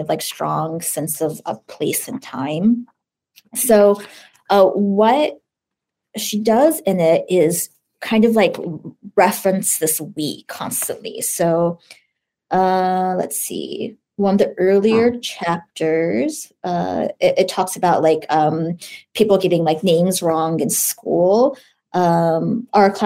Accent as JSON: {"language": "English", "country": "United States", "said": "I'm Chinese American, but I self-identify as Asian American"}